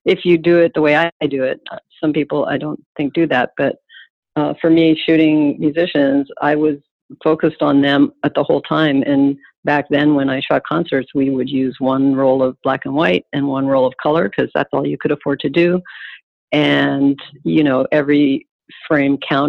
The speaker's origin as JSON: {"language": "English", "town": "Calgary", "region": "Alberta", "country": "Canada", "tie": "born or raised there", "also_born_or_lived": "Toronto", "moved": "as an adult", "lives_now": "New York, United States", "said": "I left Toronto and I stopped in my hometown of Calgary"}